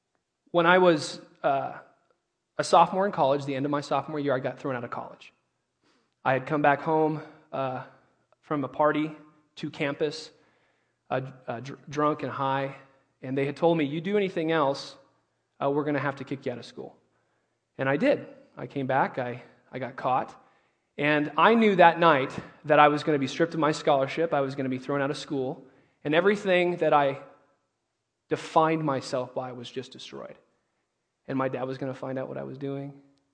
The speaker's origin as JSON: {"language": "English", "town": "Indio", "region": "California", "country": "United States", "tie": "born or raised there", "said": "I grew up in Indio, California, which is about 65 minutes east on your way down to Blythe or Havasu, you know, depending on where you want to go. I grew up in a culturally Catholic home."}